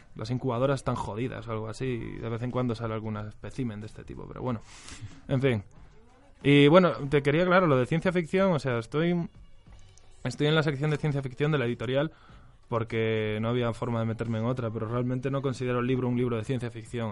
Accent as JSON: {"language": "Spanish", "region": "Galicia", "country": "Spain", "moved": "as an adult", "lives_now": "Madrid, Spain", "said": "soy gallego"}